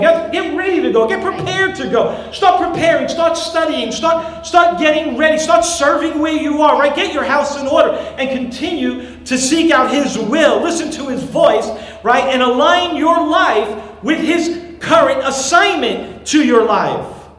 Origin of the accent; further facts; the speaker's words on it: New York City, New York, United States; moved away; I grew up there in Brooklyn and spent many years uh, there